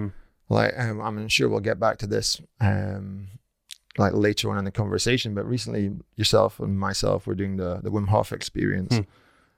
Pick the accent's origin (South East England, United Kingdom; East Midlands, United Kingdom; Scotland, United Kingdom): Scotland, United Kingdom; North Uist; now in Edinburgh, United Kingdom; Well, I live and work in Edinburgh now, but I'm from the Outer Hebrides originally, from North Uist. So I grew up there my entire childhood up until leaving school.